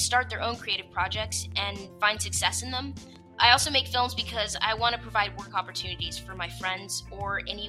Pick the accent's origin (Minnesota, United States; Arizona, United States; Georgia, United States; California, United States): California, United States; Oakland; I'm from Oakland, California.